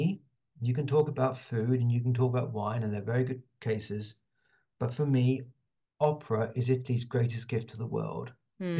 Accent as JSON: {"language": "English", "region": "London", "country": "United Kingdom", "said": "I'm a Londoner"}